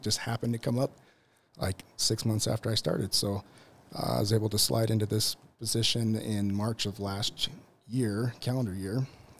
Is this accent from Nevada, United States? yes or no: yes; Las Vegas, Nevada, United States; now in Provo, United States; I'm from Las Vegas